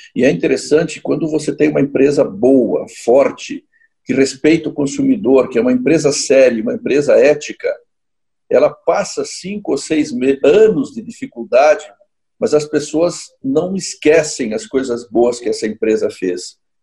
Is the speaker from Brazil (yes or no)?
yes; Caxias do Sul, Rio Grande do Sul, Brazil; also born or lived in São Paulo; eu sou aqui de Caxias do Sul